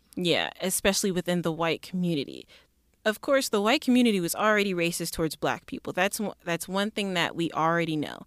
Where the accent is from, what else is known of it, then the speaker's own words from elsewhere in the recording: Mississippi, United States; also born or lived in Detroit, Michigan; growing up in Mississippi, I wasn't actually born there. I was born in Detroit, Michigan